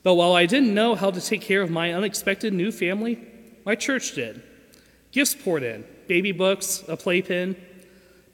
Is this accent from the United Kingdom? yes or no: no; Lawrenceville, Georgia, United States; I grew up at Lawrenceville First with all of you